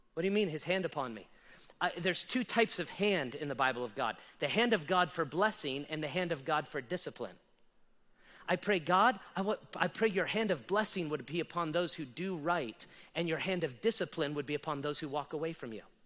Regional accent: Las Vegas, Nevada, United States; I was born and raised in Las Vegas

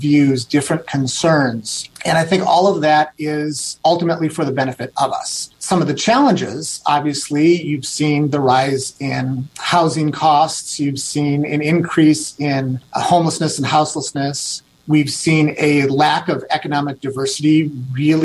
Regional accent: Wisconsin, United States; moved away as an adult; now in Redmond, United States; I grew up in Wisconsin in a very small town, about 1,400 people, kindergarten through high school

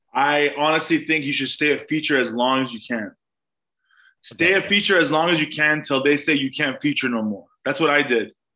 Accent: Glendale, California, United States; also born or lived in Mexico City, Mexico; I was raised Armenian in Glendale

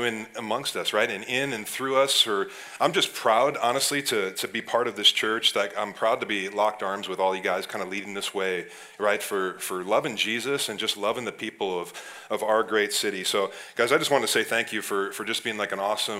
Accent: Ohio, United States; now in Wisconsin, United States; I grew up in Ohio

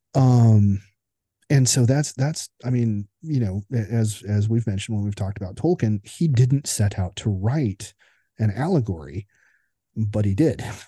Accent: United States; as an American observer

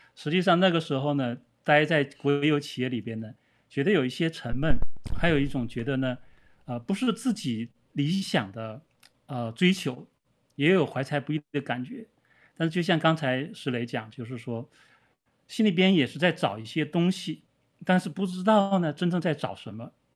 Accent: Northeast China, China; moved away; 我是生长在东北的一个小城，我是一个，生长在一个普通的人家里边，啊，我，呃，父亲的话呢，也是一个普通的职员

